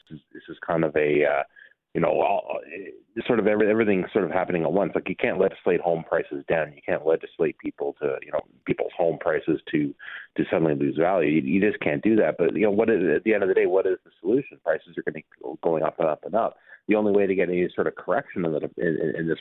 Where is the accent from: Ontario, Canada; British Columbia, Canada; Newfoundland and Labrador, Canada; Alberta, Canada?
Ontario, Canada; Toronto; moved away as an adult; now in Ottawa, Canada; I grew up in Toronto. It's my city